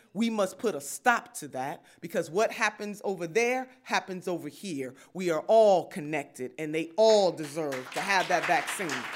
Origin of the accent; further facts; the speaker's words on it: Cleveland, Ohio, United States; I grew up in the Lee Harvard neighborhood